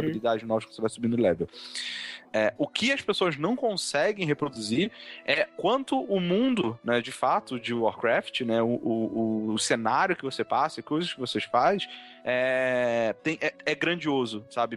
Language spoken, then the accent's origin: Portuguese; Rio de Janeiro, Brazil; eu cresci no Rio